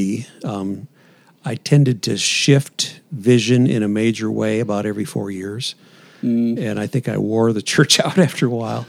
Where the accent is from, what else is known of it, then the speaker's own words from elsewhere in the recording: Iowa, United States; moved away as an adult; We moved here from Iowa in summer 2010. Lived in Iowa pretty much the whole time before that.